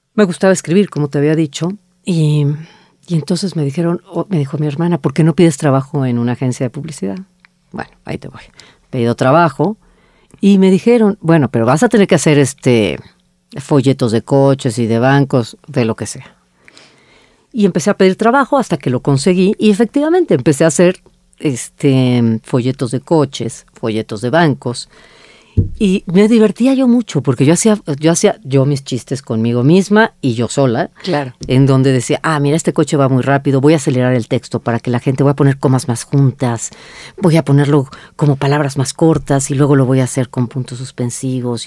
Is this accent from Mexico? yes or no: yes; Mexico; las mexicanas somos en colectivo